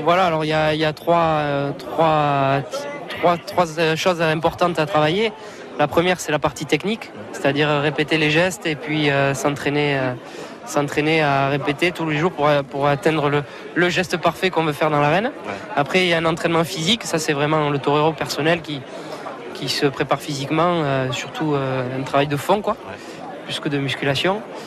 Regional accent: Mont-de-Marsan, Nouvelle-Aquitaine, France; je suis de Mont-de-Marsan, vous l'avez dit, donc ben, c'est une capitale taurine hein, dans le sud-ouest. Donc, ben, tout petit, je suis allé voir les corridas

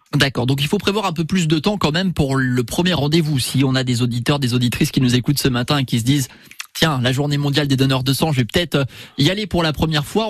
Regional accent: Moselle, Grand Est, France; chez nous en Moselle

